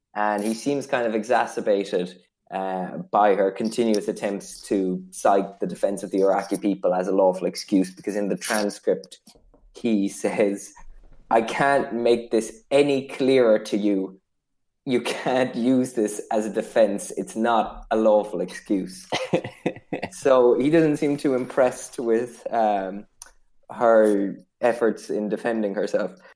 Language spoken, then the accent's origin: English; Ireland